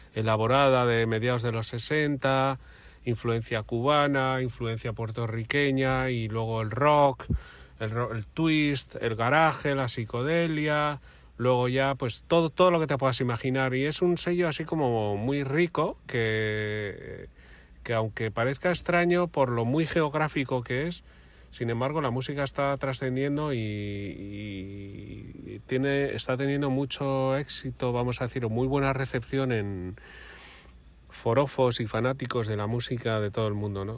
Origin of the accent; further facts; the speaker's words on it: Santurtzi, Basque Country, Spain; en mi pueblo, en Santurchi